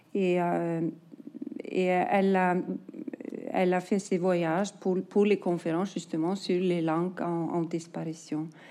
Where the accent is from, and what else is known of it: Iceland